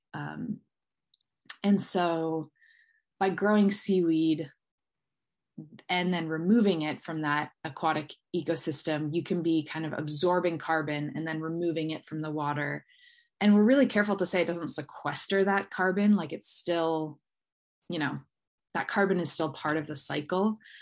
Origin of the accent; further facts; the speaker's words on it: Southern California, United States; also born or lived in Bay Area, Northern California; I grew up down here in Southern California by the beach